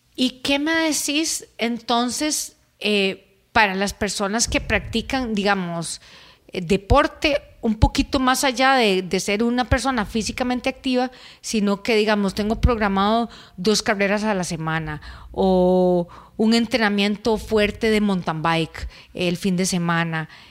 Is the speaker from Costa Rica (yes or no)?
yes; Costa Rica; En Costa Rica eh, es muy dado a que tomemos cerveza.